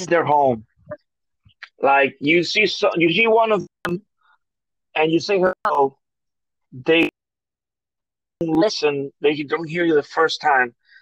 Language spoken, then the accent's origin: English; New York, United States; now in Florida, United States; we both have family and we come from New York